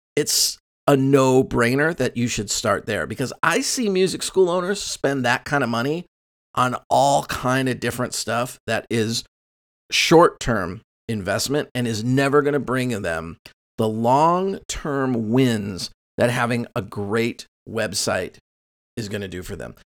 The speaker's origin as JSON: {"language": "English", "town": "Costa Mesa", "region": "California", "country": "United States", "tie": "born or raised there", "said": "my hometown of Costa Mesa, where the school's located"}